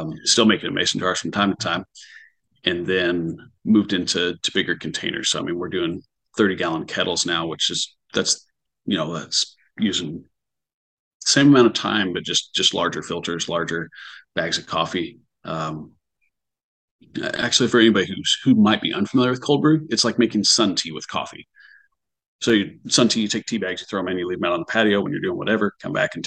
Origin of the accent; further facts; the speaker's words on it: Bloomfield, Indiana, United States; also born or lived in Muncie, Indiana; now in Evansville, United States; We grew up near Bloomington, Indiana, Bloomfield